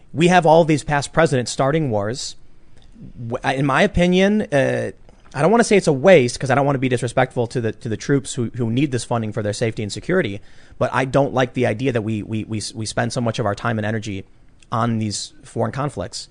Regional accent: Chicago, Illinois, United States; I'm from Chicago

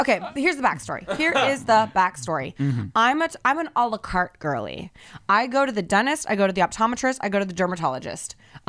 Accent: United States; As an American

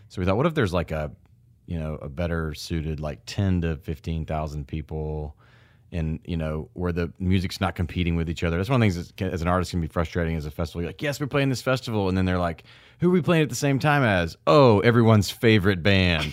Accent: Memphis, Tennessee, United States; to see Memphis and to see my hometown.

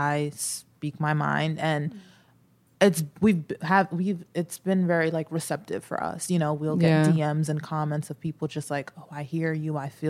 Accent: Long Island, New York, United States; And I'm from Long Island.

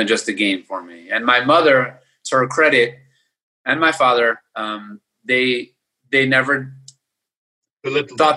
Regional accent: Baltimore, Maryland, United States; I grew up in Baltimore, Maryland

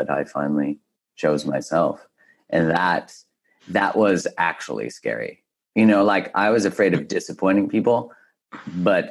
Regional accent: Canada; I grew up in Canada, so we didn't have frats

